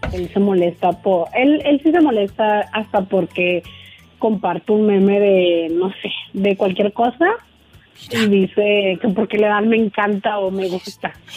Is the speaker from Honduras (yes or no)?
yes; Honduras; moved away; amigos de pues de mi juventud, de mi infancia allá en mi, en mi país, Honduras